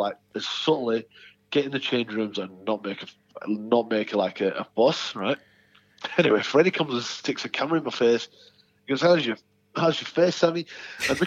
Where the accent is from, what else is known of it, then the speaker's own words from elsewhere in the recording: the north of England, United Kingdom; as a Northern English boy